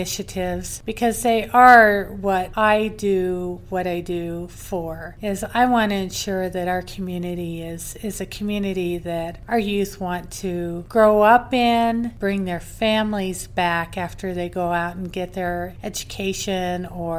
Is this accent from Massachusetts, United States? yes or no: no; Moscow, Idaho, United States; moved away as an adult; also born or lived in Boise, Idaho; now in Meridian, United States; I was born in Boise and actually had my fourth child in the same hospital that I was born in, but I was primarily raised in Moscow, Idaho